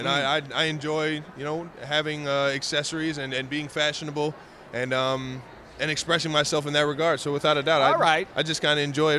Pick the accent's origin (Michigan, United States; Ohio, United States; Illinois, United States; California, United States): Ohio, United States; Cleveland; I'm from Cleveland, Ohio, so I don't see all the hills and the lakes and everything.